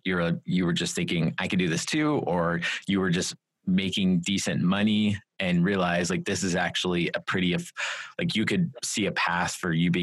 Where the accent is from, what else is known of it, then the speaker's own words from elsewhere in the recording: Texas, United States; I'm from Texas